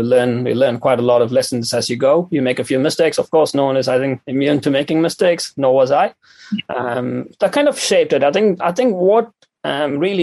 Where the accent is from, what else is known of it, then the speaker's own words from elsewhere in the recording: Chennai, Tamil Nadu, India; moved away as an adult; also born or lived in New Zealand; now in Dunedin, New Zealand; I am from India. I'm from a small city in South India called Chennai. So I moved to New Zealand to do my PhD here